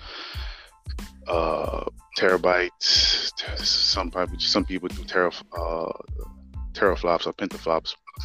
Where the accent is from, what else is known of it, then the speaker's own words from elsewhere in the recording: New Orleans, Louisiana, United States; now in Houston, United States; born and raised in New Orleans, Louisiana.